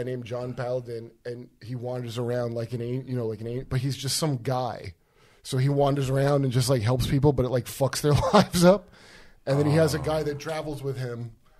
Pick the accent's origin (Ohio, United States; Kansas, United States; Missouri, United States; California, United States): Ohio, United States; Euclid; also born or lived in New Jersey / North Carolina; No, I'm from Euclid, Ohio, which is by Cleveland.